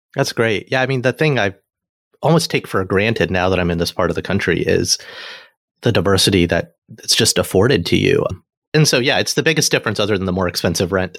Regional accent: Alabama, United States; moved away; also born or lived in Cincinnati / New York City; I'm a kid from Alabama, right? Who moving to Cincinnati was the big city for me

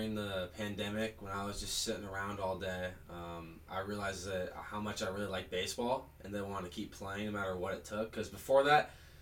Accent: Seattle, Washington, United States; I'm a freshman pitcher from Seattle, Washington. I went to O'Day High School

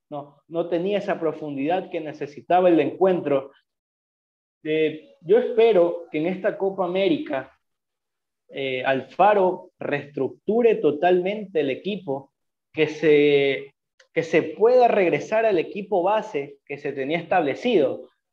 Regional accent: Ecuador; Nosotros como ecuatorianos

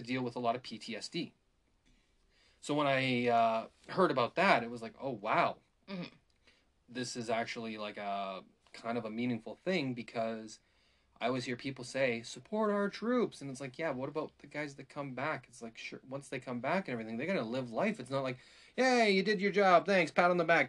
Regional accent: Calgary, Alberta, Canada; I grew up in Calgary for, like, elementary and stuff like that.

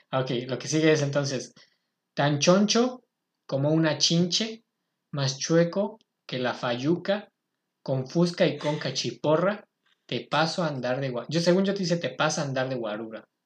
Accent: State of Mexico, Mexico; Sí, yo no soy chilango.

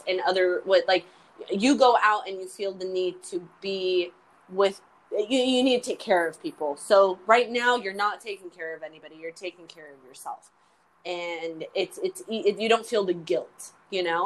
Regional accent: United States; I say I'm full American

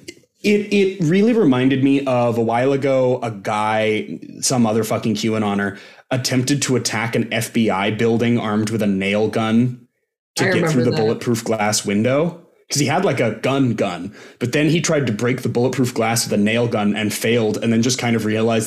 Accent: Bend, Oregon, United States; in my very hometown

